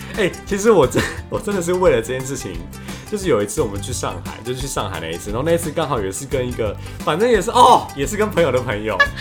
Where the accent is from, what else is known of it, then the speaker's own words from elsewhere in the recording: Taiwan; 我们台湾人